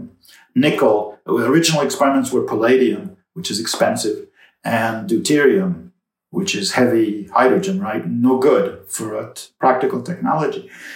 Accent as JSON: {"language": "English", "town": "New York City", "region": "New York", "country": "United States", "tie": "born or raised there", "said": "It turns out we're both from New York City. We went to public schools in New York City, high schools in New York City"}